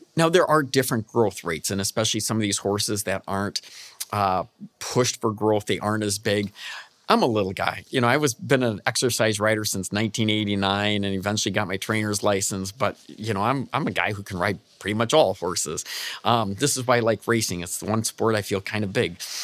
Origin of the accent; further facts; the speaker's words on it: Michigan, United States; I'm from Michigan